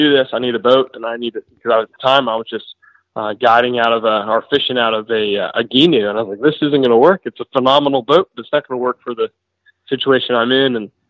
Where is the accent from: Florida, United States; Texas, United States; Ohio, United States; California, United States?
Florida, United States; Orlando; also born or lived in Cocoa Beach, Florida; I grew up in Orlando and grew up bass fishing